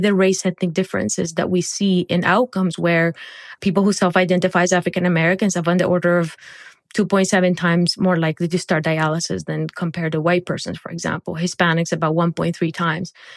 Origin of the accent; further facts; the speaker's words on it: Barranquilla, Atlántico, Colombia; moved away; I grew up in Barranquilla, Colombia